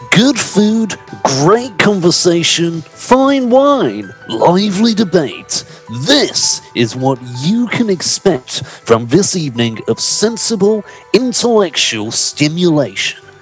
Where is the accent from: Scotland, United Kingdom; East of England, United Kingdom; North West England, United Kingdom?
Scotland, United Kingdom; I would say that I've got perhaps walking down the street as a Scotsman, one of the biggest sporrans you would ever see.